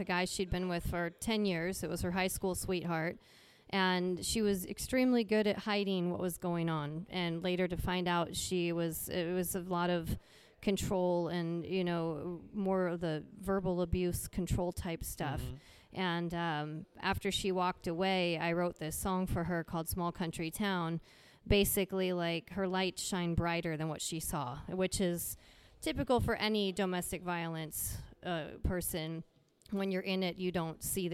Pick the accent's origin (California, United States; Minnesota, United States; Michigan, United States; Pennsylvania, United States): Minnesota, United States; now in Idaho, United States; I'm from Minnesota originally